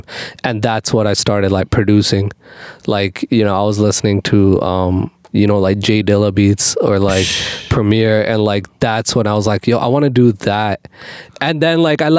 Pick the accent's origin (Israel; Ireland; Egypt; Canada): Canada; Calgary, Alberta; I was born in Calgary, Alberta, Canada